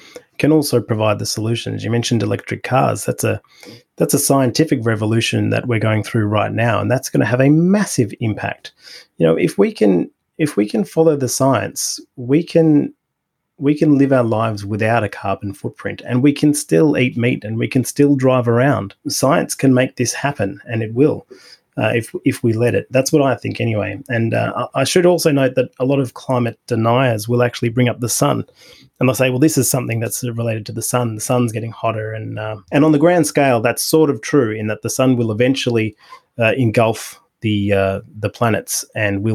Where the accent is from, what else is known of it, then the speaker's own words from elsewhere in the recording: Australia; as an Australian